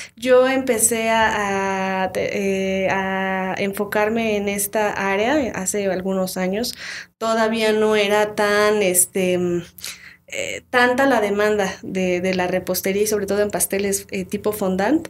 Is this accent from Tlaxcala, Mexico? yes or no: yes; Tlaxcala, Mexico; also born or lived in Huamantla; yo soy originaria de, Tlaxcala, nací en Tlaxcala, sin embargo, este, mi familia es de Huamantla